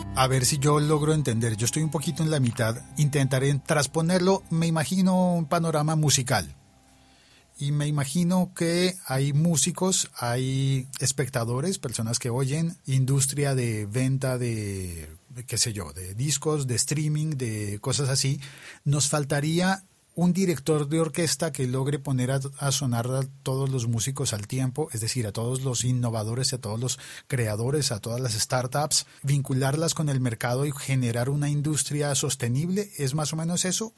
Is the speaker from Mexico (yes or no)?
no; Colombia; mi país, en Colombia